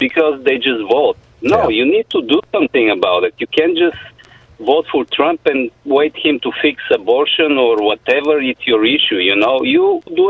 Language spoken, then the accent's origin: English; Bulgaria; moved away as an adult; now in Santa Barbara, United States; I start finding some similarity in the rural area in this country compared to the rural area in Bulgaria where I came from